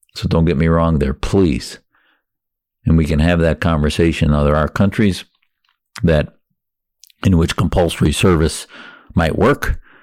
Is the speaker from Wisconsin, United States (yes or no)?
yes; Wisconsin, United States; now in Arizona, United States; I felt I could practice my faith more freely in America growing up in Wisconsin and now in Arizona